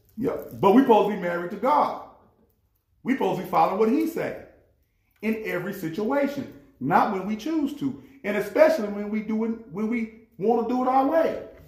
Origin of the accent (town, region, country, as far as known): United States